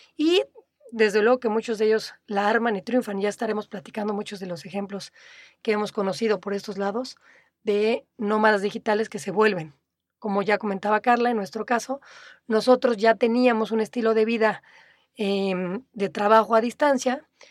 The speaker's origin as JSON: {"language": "Spanish", "region": "Mexico City", "country": "Mexico", "tie": "born or raised there", "also_born_or_lived": "Playa del Carmen", "moved": "as an adult", "said": "Nací en la Ciudad de México, durante casi toda mi vida fui un orgulloso chilango"}